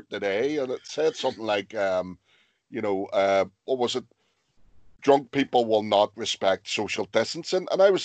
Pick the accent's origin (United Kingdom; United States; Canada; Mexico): United Kingdom; Lisburn, Northern Ireland; I'm originally from Lisburn